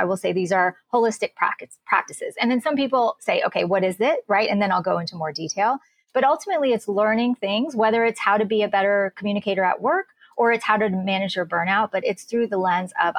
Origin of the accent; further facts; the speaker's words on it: United States; also born or lived in India; raised in the US